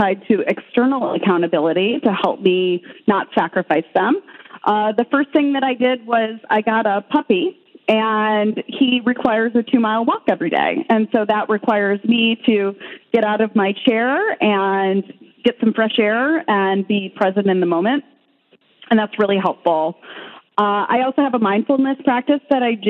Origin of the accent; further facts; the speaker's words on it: Midwest, United States; I grew up in the Midwest